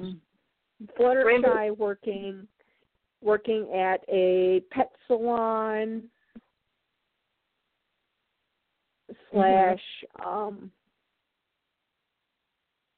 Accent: Chicago, Illinois, United States; I was born and raised in Chicago, and I spent a good chunk of my childhood in one of those places that would be considered like a ghetto part of Chicago

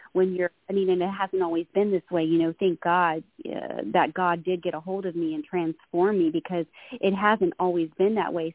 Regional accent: Florida, United States; moved away as an adult; now in California, United States; I was actually I was born and raised in Florida

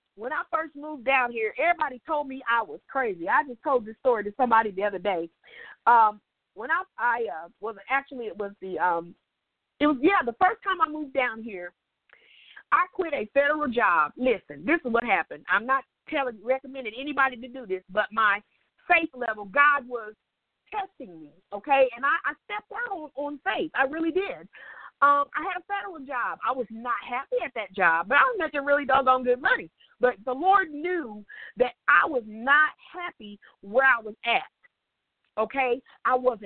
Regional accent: Indiana, United States; moved away as an adult; now in St. Petersburg, United States; I was living in Indiana then because I'm from Indiana.

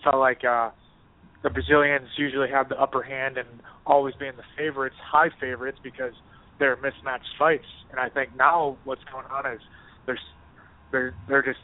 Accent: Minnesota, United States; now in Boston, United States; I'm from Minnesota

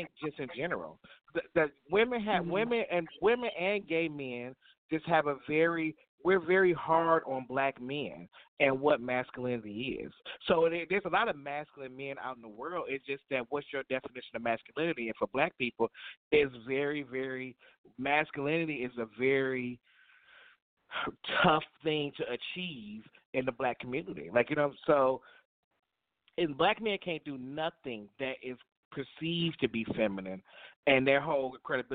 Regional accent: Toledo, Ohio, United States; moved away as an adult; also born or lived in Atlanta, Georgia; I'm from Toledo, Ohio. So that's why I was born and raised

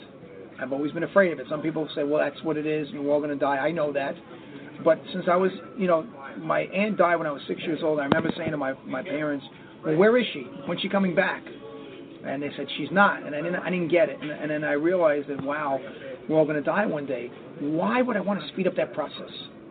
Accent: New York City, New York, United States; now in Albuquerque, United States; That's where I'm from. I grew up in the Bronx and Staten Island

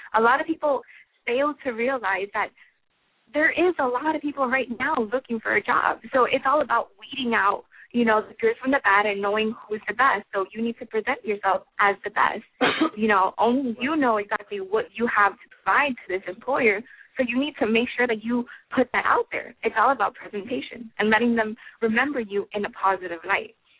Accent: Florida, United States; I'm actually from Florida

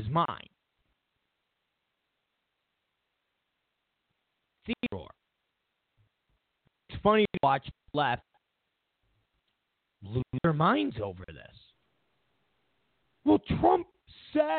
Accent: New York, United States; all of us New Yorkers

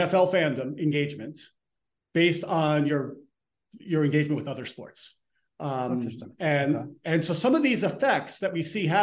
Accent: Elmsford, New York, United States; I'm from Elmsford

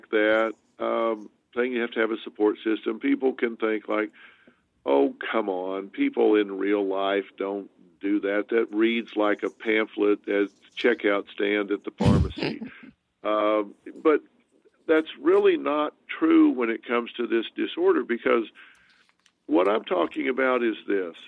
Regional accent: the South, United States; moved away; I'm from the South

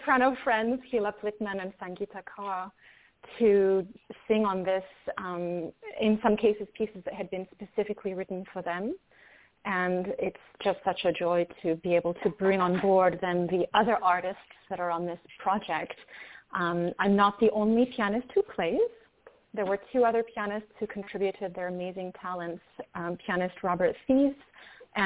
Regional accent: France; I was born in France to a French mother and a Greek father.

